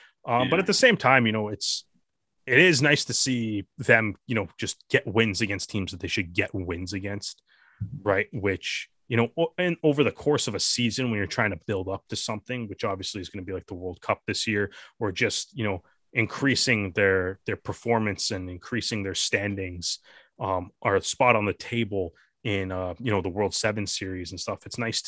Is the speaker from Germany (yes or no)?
no; Toronto, Ontario, Canada; growing up in Toronto